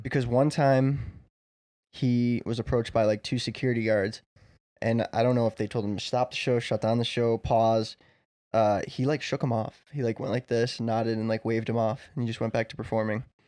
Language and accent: English; Chicago, Illinois, United States; we're all from Chicago land area, Chicagoland area